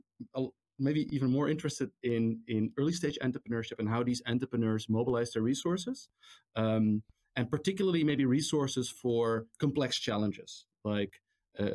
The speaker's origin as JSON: {"language": "English", "town": "Amstelveen", "region": "North Holland", "country": "Netherlands", "tie": "born or raised there", "said": "I'm actually Dutch. I was born in the Netherlands, in Amstelveen. Actually, born in Amsterdam, raised in Amstelveen."}